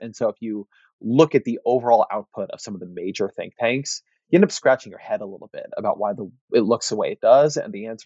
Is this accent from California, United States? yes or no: yes; Orange County, California, United States; When I was growing up in Orange County, we got the LA Times.